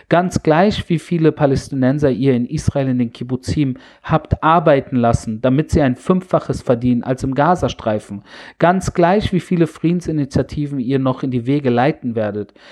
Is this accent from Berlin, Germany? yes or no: yes; Berlin, Germany; Und da bin ich kurz zurück in meiner Jugend in Berlin